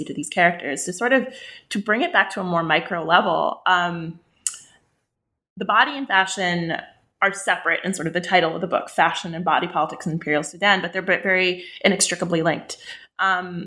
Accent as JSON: {"language": "English", "region": "West Bank", "country": "Palestine", "tie": "born or raised there", "said": "I grew up in the West Bank, I'm Palestinian"}